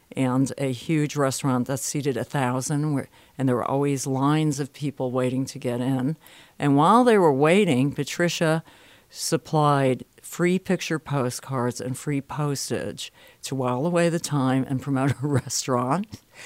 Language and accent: English; Bridgeport, Connecticut, United States; moved away; I'm from Bridgeport, Connecticut originally